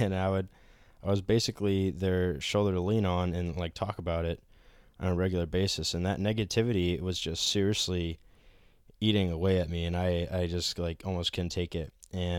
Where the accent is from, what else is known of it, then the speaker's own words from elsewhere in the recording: Norway, Maine, United States; It was definitely nothing like the old house that I grew up in Norway, Maine.